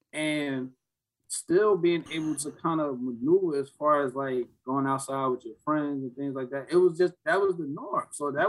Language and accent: English; Newark, New Jersey, United States; we grew up in the South Ward, of North New Jersey